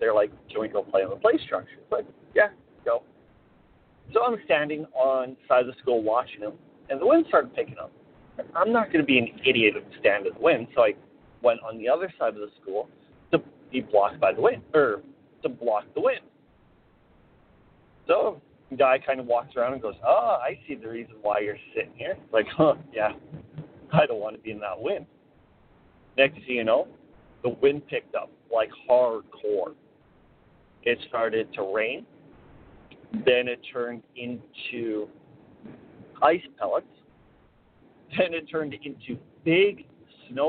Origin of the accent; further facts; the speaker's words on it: Canada; I am headed back to my hometown